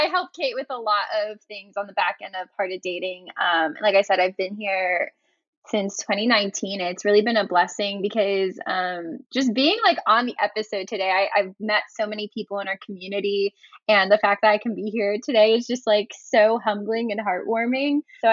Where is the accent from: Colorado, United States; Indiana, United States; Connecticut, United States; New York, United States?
Connecticut, United States; now in South Florida, United States; I grew up in the Northeast in Connecticut